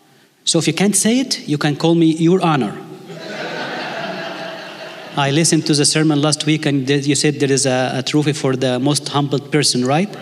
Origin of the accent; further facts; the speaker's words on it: Egypt; English is a second language; if you don't understand my English accent, I can preach in Arabic. You get to choose. But the length of the sermon is always a problem, because in Egypt, we don't set a time for the sermon.